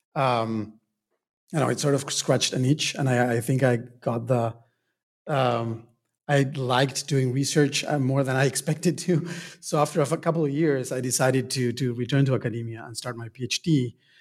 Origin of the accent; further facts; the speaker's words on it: Argentina; moved away; I was born and raised in Argentina